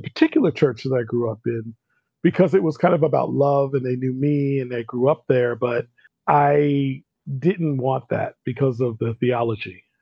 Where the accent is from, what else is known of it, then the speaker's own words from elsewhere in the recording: New Jersey, United States; I grew up in New Jersey, and New York City was just a stone's throw away